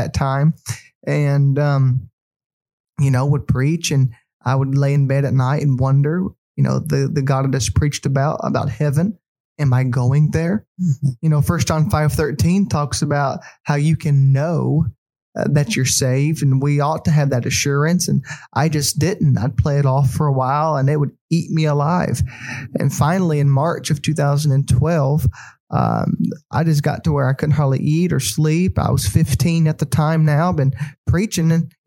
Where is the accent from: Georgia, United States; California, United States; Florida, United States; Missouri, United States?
Missouri, United States; East Prairie; also born or lived in Sikeston, Missouri; now in Conway, United States; I'm from East Prairie, Missouri, a little town in southeast Missouri.